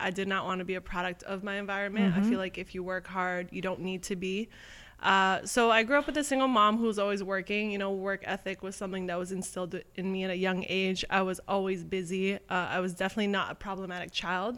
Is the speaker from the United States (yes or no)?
no; Toronto, Ontario, Canada; I'm from Toronto